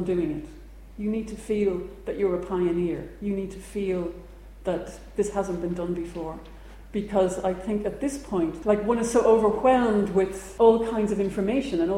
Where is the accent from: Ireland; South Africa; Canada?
Ireland; growing up in Ireland